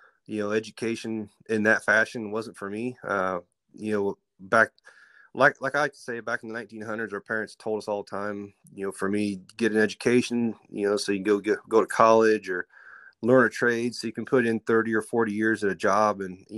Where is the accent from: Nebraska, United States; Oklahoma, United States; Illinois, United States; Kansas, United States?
Kansas, United States; Central; I grew up here in Central Kansas, northwest of Wichita, about 30, 40 minutes